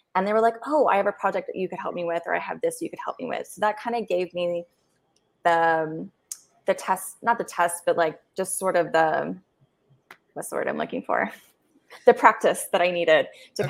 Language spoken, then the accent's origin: English; United States; moved away as an adult; as an American